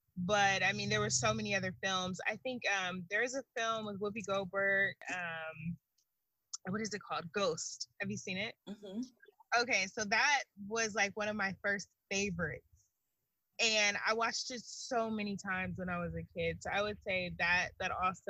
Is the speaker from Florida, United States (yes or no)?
no; Long Beach, California, United States; also born or lived in Gary, Indiana; I was born in Gary, Indiana, and raised in Long Beach, California